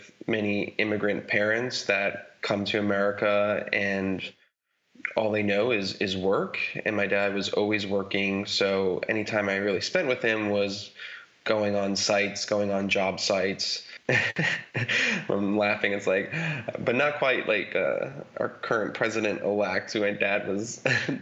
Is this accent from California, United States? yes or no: no; Mount Vernon, New York, United States; I grew up in Westchester, New York, in a town called Mount Vernon, which is basically the first suburb outside the city